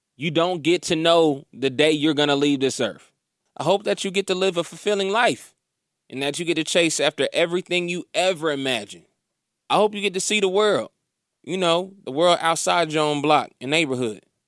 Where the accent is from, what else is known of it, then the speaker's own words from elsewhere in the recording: Indiana, United States; moved away; also born or lived in Atlanta; we were growing up in Indiana